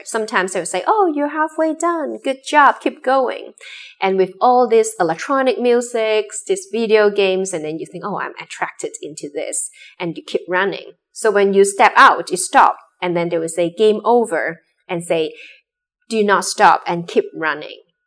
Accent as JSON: {"language": "English", "country": "Hong Kong", "tie": "born or raised there", "also_born_or_lived": "Boston", "said": "I grew up in Hong Kong"}